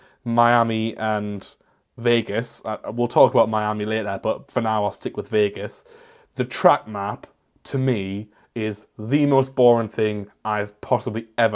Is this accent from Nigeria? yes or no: no; United Kingdom; I am British